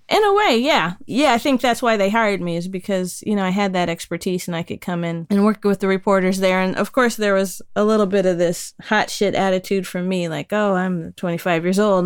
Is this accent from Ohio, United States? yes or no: yes; Dayton, Ohio, United States; also born or lived in Colorado; now in Brighton, United Kingdom; Dayton, Ohio, birthplace of aviation, hometown of the funk. Yeah, I grew up close